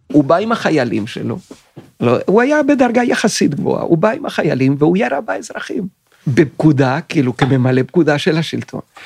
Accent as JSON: {"language": "Hebrew", "country": "Venezuela", "tie": "born or raised there", "also_born_or_lived": "Chile / Tel Aviv, Israel", "moved": "as an adult", "lives_now": "Israel", "said": "נולדתי בצ'ילה, ב-1956, ואחרי שנתיים משפחתי עברה לוונצואלה, ואני גדלתי בוונצואלה בשנים 1958 עד 1977"}